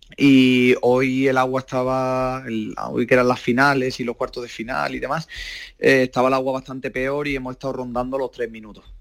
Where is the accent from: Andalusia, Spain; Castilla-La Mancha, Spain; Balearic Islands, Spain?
Andalusia, Spain; Málaga; yo soy de Málaga